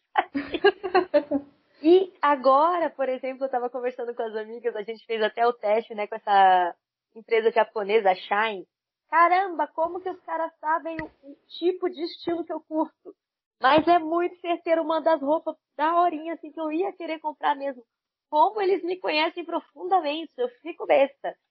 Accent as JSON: {"language": "Portuguese", "country": "Brazil", "said": "somos brasileiras"}